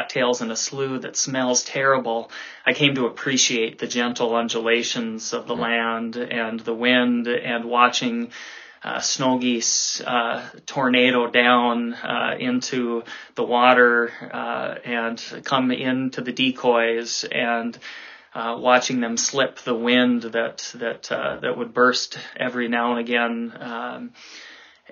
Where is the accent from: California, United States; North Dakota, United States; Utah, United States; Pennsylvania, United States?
North Dakota, United States; Grand Forks; I grew up in Grand Forks, North Dakota